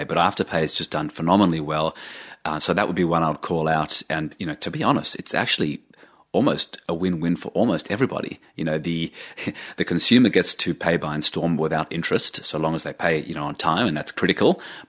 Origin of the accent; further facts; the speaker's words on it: Australia; But as an Australian investor, it's not easy to get exposure to large technology companies or growing technology sectors.